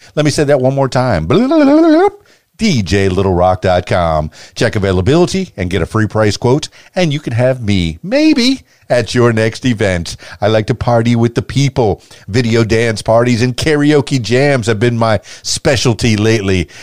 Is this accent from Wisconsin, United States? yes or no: no; Miami, Florida, United States; I'm from Miami, Florida